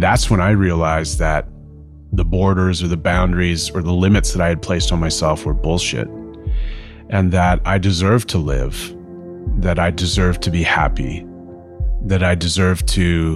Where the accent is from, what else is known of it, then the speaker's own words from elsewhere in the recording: Fort Frances, Ontario, Canada; also born or lived in Couchiching First Nation; now in Toronto and Winnipeg, Canada; born and raised in Fort Francis, Ontario